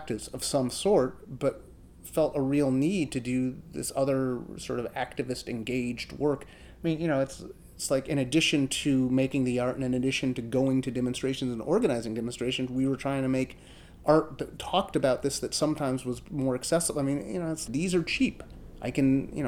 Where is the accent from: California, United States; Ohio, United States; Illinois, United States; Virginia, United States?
Illinois, United States; Chicago; I grew up in Chicago. I grew up on the south side of Chicago